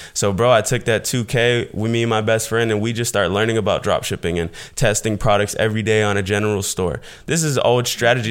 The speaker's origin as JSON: {"language": "English", "town": "Fort Myers", "region": "Florida", "country": "United States", "tie": "born or raised there", "said": "I was born in Fort Myers, Florida. It's a small town in Southwest Florida, um, pretty much just having a single mother situation"}